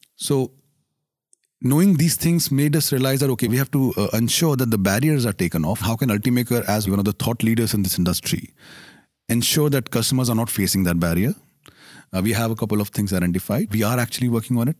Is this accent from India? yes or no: yes; India; I'm Indian